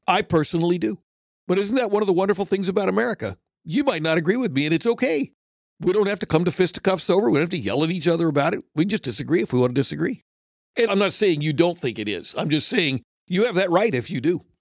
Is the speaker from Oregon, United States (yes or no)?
no; California, United States; also born or lived in Japan; I grew up in California, before California went crazy